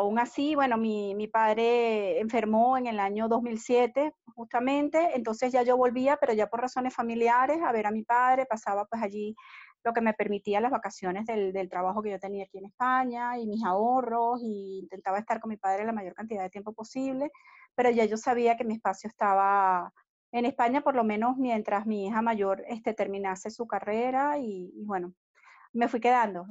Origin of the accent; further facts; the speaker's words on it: Caracas, Capital District, Venezuela; moved away; Mi infancia se desarrolló en Caracas